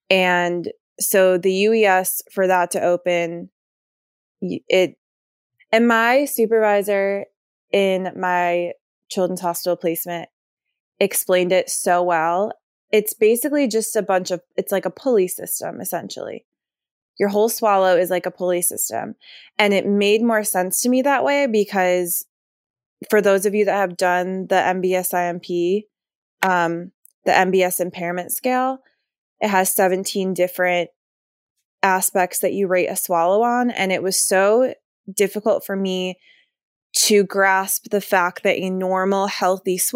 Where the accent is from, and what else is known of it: Virginia, United States; born or raised there